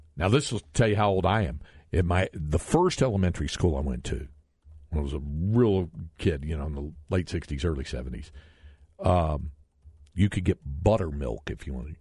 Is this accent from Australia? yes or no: no; North Carolina, United States; now in Texas, United States; growing up in North Carolina